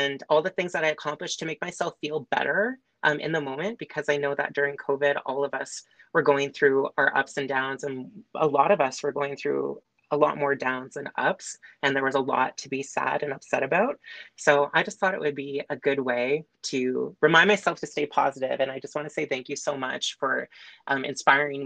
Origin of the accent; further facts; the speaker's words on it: Manilla, Ontario, Canada; also born or lived in Uxbridge, Ontario / Lindsay, Ontario; I was born in Uxbridge, Ontario, which is near like Markham, Stouffville area. I grew up, though, in a small rural town called Manila